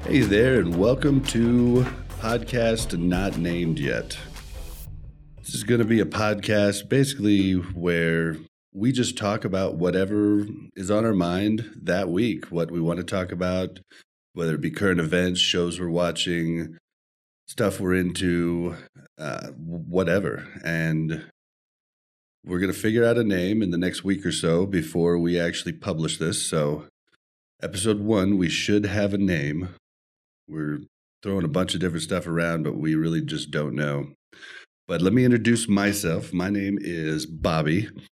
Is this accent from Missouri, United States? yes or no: yes; Kansas City, Missouri, United States; now in Denver, United States; we are in Denver, but we were born and bred in Kansas City